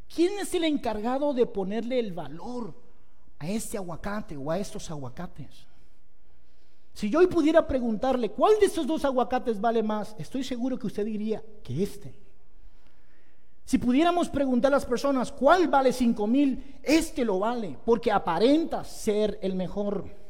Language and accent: Spanish; Pereira, Risaralda, Colombia; Yo soy de Pereira, mucha honra